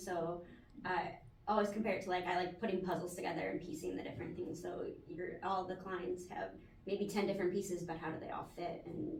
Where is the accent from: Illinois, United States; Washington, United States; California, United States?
Illinois, United States; Chicago; I'm from Chicago, Illinois